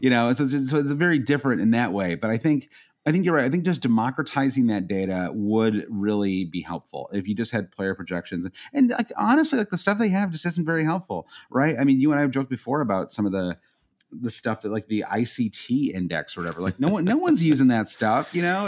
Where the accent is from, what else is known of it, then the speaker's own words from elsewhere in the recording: United States; as an American fan